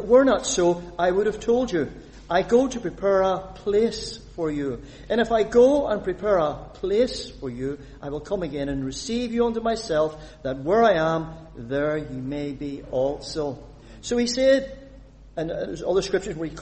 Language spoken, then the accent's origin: English; Northern Ireland, United Kingdom; I was born a citizen of the United Kingdom. Well, United Kingdom, Northern Ireland. I'm a British citizen. I'm proud of it. But I'm also an Irish citizen, because I was born in the island of Ireland